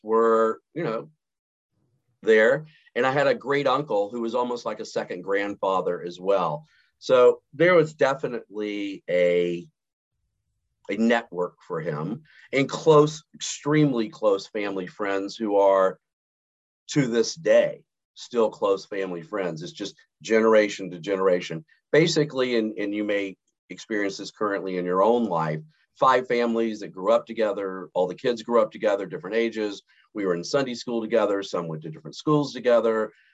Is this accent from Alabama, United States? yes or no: yes; Montgomery, Alabama, United States; moved away; also born or lived in Houston; born and raised in Montgomery, Alabama